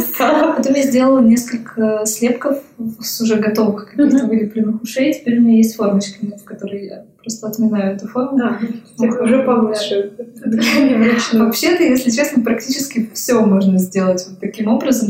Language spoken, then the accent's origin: Russian; Vologda, Vologda Oblast, Russia; moved away as an adult; now in Saint Petersburg, Russia; Я училась на архитектора э, в моем родном городе, в Вологде.